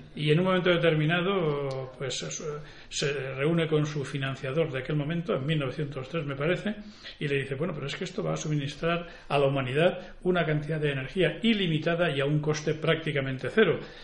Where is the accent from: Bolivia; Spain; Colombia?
Spain; Campo de Cartagena, Region of Murcia; yo soy también murciano y de, lo que se llama el campo de Cartagena